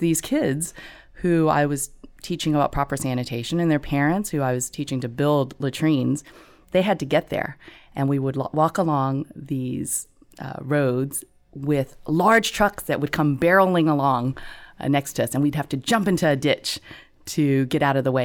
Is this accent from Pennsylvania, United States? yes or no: no; Gulf Coast, Texas, United States; moved away; we grew up in Texas